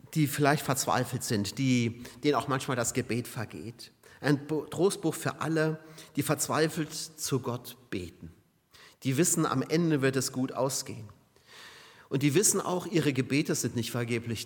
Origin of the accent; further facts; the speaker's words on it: Saarbrücken, Saarland, Germany; Oder Saarbrücken hier meine Heimat